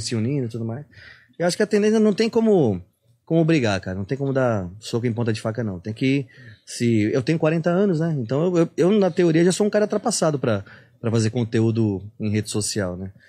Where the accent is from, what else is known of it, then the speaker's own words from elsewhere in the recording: Santos, São Paulo, Brazil; eu sou de Santos